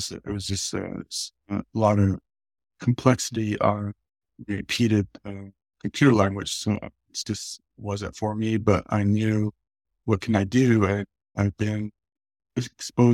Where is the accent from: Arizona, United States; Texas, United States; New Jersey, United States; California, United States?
Arizona, United States; Kayenta; I'm originally from Kienta, Arizona, near the Four Corners area. I grew up on the Navajo reservation